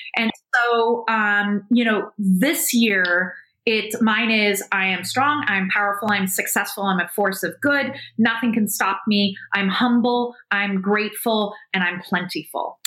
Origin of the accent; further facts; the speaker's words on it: South Africa; being South African